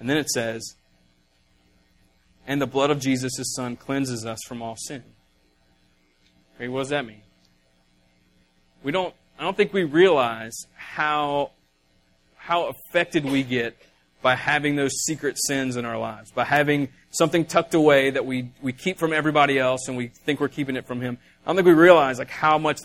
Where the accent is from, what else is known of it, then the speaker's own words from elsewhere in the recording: the South, United States; we're from the South and we talk funny